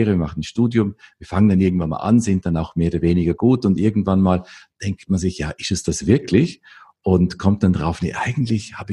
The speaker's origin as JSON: {"language": "German", "region": "Vorarlberg", "country": "Austria", "said": "Ich komme aus Österreich, äh, aus dem westlichen Teil von Österreich, aus dem, aus dem bergigen Gebiet effektiv und äh, aus dem Bregenzer Wald."}